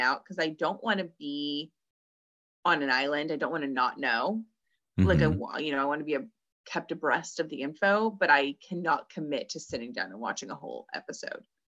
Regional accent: Orange County, California, United States; I'm from Orange County

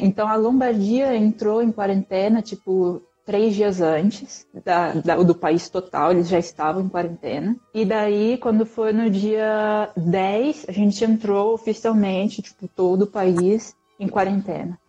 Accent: São Paulo, Brazil; moved away; eu sou de São Paulo, eu tenho mais informação de lá

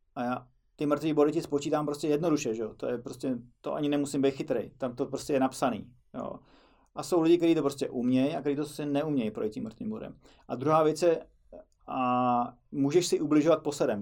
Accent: Czechia; My to u nás v Čechách máme o něco snažší

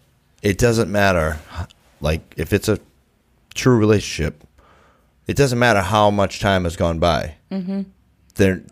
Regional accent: Brockton, Massachusetts, United States; moved away as an adult; also born or lived in Quincy, Massachusetts; I'm from Brockton. There's really nothing there for me except for lots of booze and drugs and trouble.

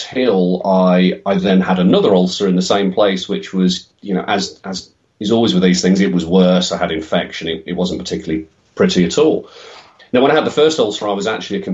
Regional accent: Midlands, United Kingdom; also born or lived in Oxford; came back to the Midlands, where both of our families were from

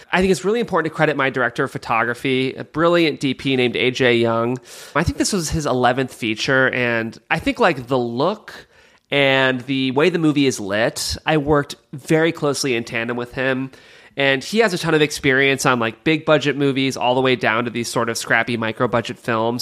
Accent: Cleveland, Ohio, United States; I'm from Cleveland, Ohio

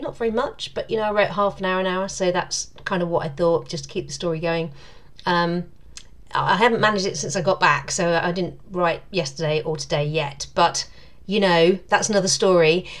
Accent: United Kingdom; I'm British

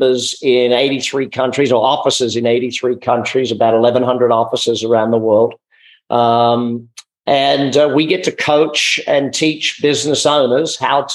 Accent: Australia; Being Australian, you know, we're raised with lifestyle being priority over work

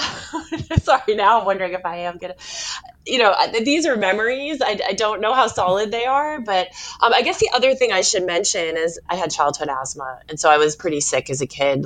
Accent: Stoneham, Massachusetts, United States; also born or lived in Saugus, Massachusetts; I was born in Saugus, Massachusetts, and then we moved to Stone Stoneham, which is really where where I, you know, from my the time I can remember uh, where we lived

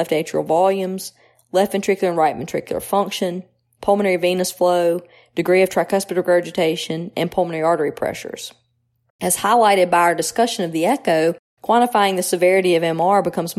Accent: New Albany, Mississippi, United States; moved away as an adult; also born or lived in Tupelo, Mississippi / Cleveland, Ohio; now in Jackson, United States; I was born in Tupelo, the birthplace of …, and I grew up around New Albany

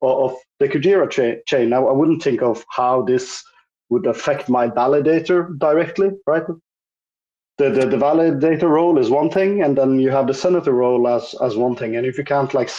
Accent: Norway; I'm from Norway.

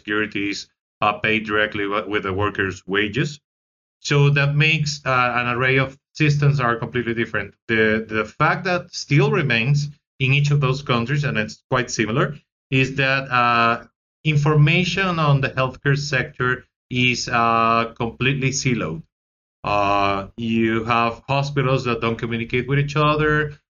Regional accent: Venezuela; I am from Venezuela

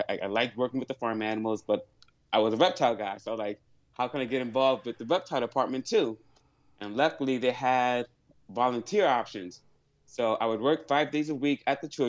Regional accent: New York City, New York, United States; I grew up in the Bronx

